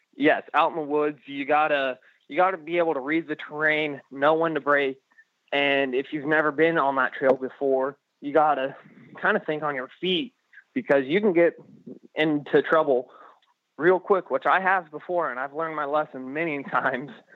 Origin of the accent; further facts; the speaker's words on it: California, United States; moved away; I still claim I'm from California